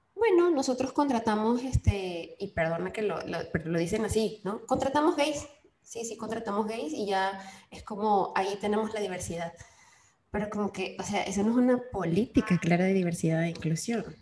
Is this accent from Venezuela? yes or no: yes; Venezuela; los venezolanos tenemos mucho esa cuestión de señalar con la boca